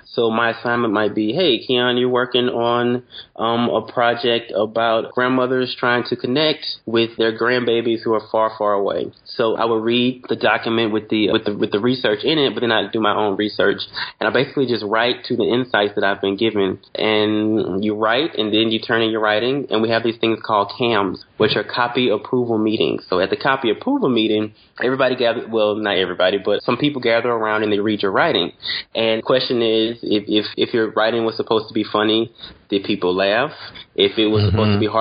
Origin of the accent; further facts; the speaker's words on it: Louisiana, United States; I'm from Louisiana